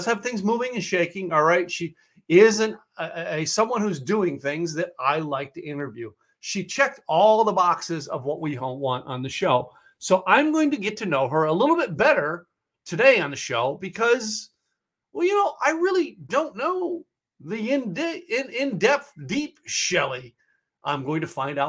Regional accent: Philadelphia, Pennsylvania, United States; moved away as an adult; now in Dallas, United States; I am an Eagles fan because I grew up in Philly area

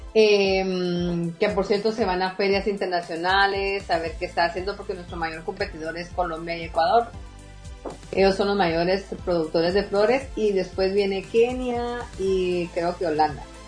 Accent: Guatemala; somos chapines y que Guatemala va primero

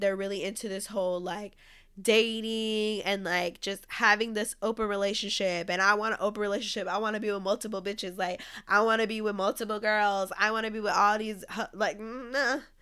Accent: California, United States; my home state, like I'm from California

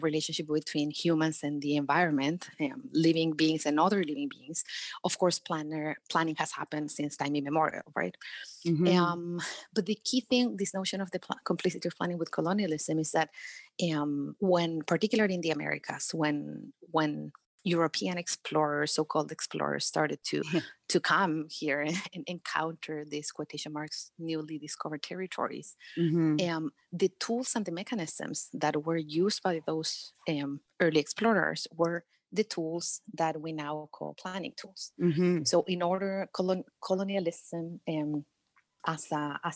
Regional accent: Chile; Chile, which is my home country

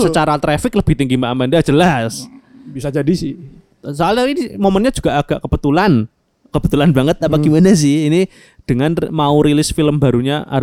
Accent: Jakarta, Indonesia; Kita orang Betawi itu.

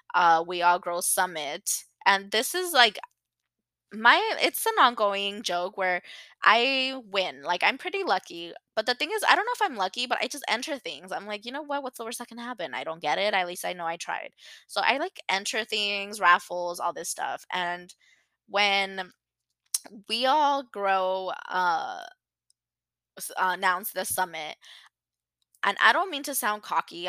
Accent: Los Angeles, California, United States; I grew up in LA. I'm from San Fernando Valley.

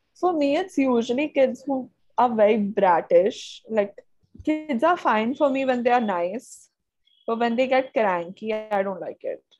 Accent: Karnataka, India; I am from Karnataka.

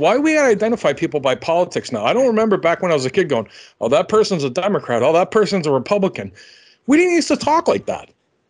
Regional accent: Northeast, United States; I'm from the Northeast.

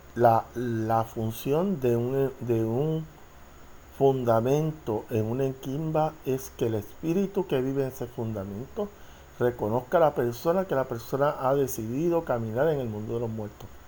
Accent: Puerto Rico; yo soy de Puerto Rico boricua

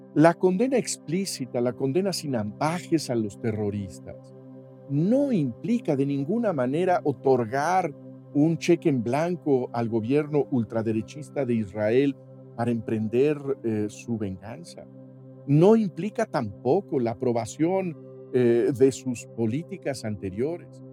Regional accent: Mexico

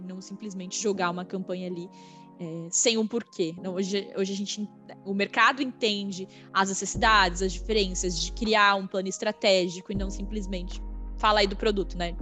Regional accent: interior of São Paulo state, Brazil; moved away; Eu sou uma menina que vim do interior de São Paulo, não sou uma menina de São Paulo

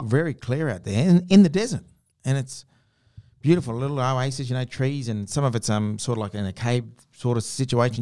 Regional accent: Geraldton, Western Australia, Australia; I grew up around Geraldton

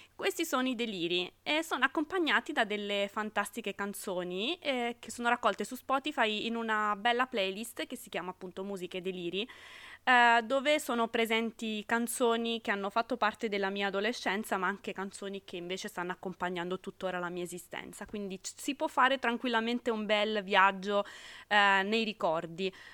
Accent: Sardinia, Italy; moved away as an adult; now in Rome, Italy; sono sarda di origine ma romana d'adozione da 10 anni quasi

